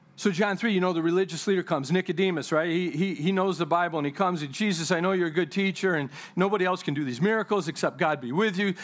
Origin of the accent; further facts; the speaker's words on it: United States; I'm a kingdom citizen before I'm even an American citizen